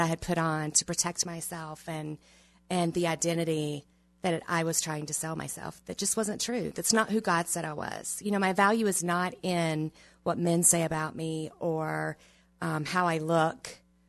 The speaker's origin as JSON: {"language": "English", "region": "the South", "country": "United States", "tie": "born or raised there", "said": "I was raised in the South"}